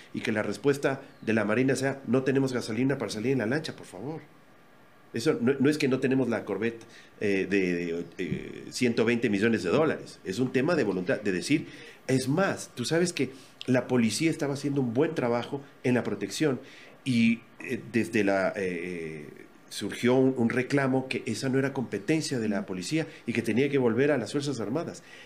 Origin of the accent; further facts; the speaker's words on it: Ecuador; así somos los ecuatorianos